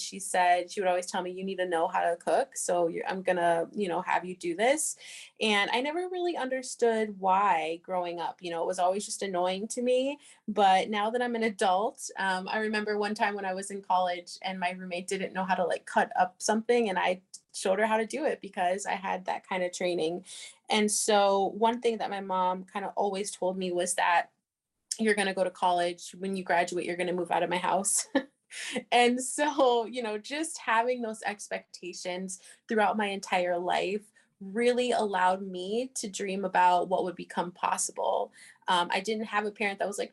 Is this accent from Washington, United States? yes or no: yes; Seattle, Washington, United States; also born or lived in St. Cloud, Minnesota; now in St. Paul, United States; I was born in Seattle, Washington